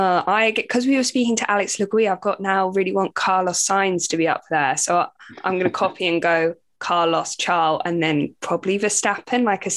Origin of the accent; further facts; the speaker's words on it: United Kingdom; all of us probably being British as well